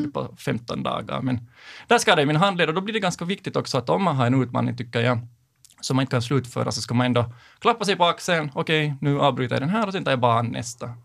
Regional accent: Sipoo, Uusimaa, Finland; now in Helsinki, Finland; jag är uppvuxen i Sibbo, bor nu i Helsingfors

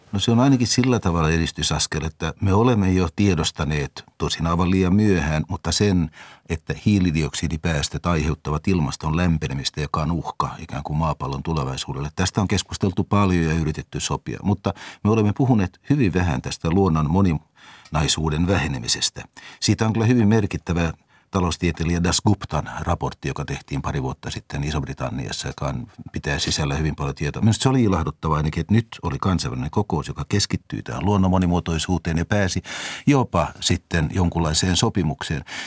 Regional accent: Finland; minun ikäisillä suomalaisilla

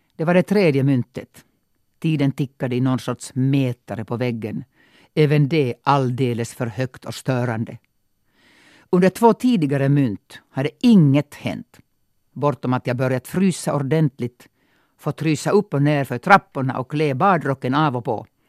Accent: Mikkeli, South Savo, Finland; first language Finnish; Swedish is a second language; now in Sweden; de allmänna folksaunorna i min hemstad. Det var en folkrörelse när jag var liten. 10-15 stycken bara i det lilla Mikkeli

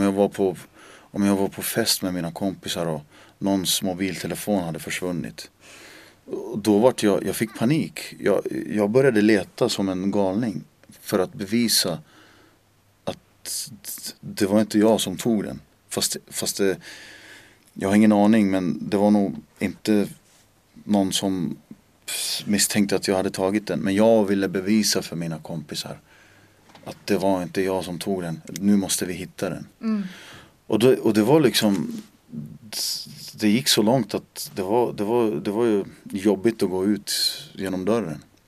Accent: Märsta, Stockholm County, Sweden; first language Finnish; Swedish is a second language; moved away as an adult; now in Finland; jag växte upp på en gata som heter Buregatan i Märsta

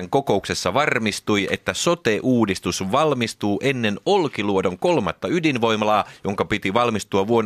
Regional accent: Hollola, Päijät-Häme, Finland; Ja meillä Hollolassa on tapana lausua palindromit myös takaperin.

